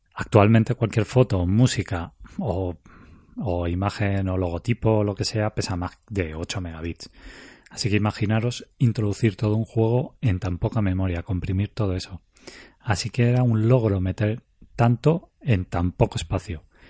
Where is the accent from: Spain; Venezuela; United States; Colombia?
Spain; yo soy español